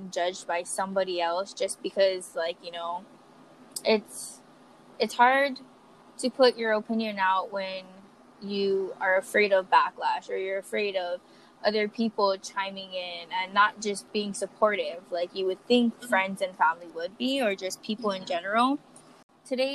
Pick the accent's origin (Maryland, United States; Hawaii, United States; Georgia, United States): Hawaii, United States; Kauai; also born or lived in Grand Junction, Colorado; now in Oahu, United States; I am actually from Kauai too. So we're both from Kauai, but I just live on Oahu currently.